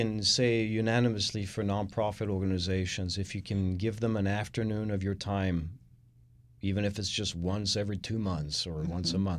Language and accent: English; France; now in Houston, United States; I am the Texan from France.